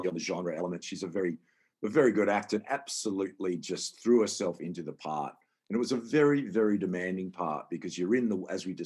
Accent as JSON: {"language": "English", "town": "Perth", "region": "Western Australia", "country": "Australia", "tie": "born or raised there", "said": "Growing up in Perth"}